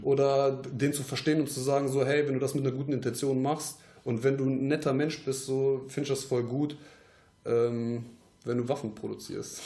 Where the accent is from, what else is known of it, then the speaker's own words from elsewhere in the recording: Troisdorf, North Rhine-Westphalia, Germany; wir kommen aus Troisdorf jetzt